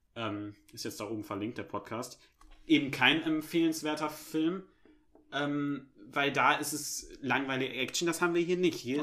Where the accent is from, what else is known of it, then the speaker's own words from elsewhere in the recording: Germany; als Deutscher